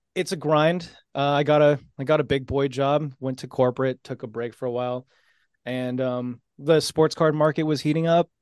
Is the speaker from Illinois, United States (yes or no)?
no; San Jose, California, United States; me growing up in San Jose, those early years